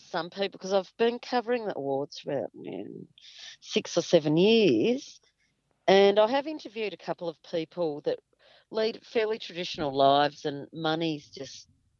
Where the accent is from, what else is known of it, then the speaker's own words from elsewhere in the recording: Hobart, Tasmania, Australia; I'm a Pākehā woman. I grew up in Hobart